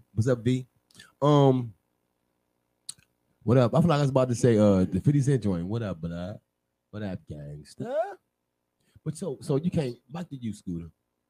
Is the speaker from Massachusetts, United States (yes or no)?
no; Maryland, United States; I'm not from D.C. I'm from Maryland.